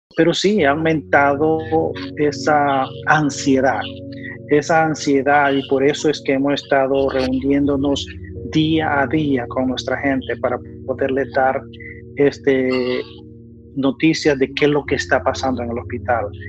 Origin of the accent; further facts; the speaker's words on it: El Salvador; moved away as an adult; also born or lived in New York; now in North Carolina, United States; soy nativo de El Salvador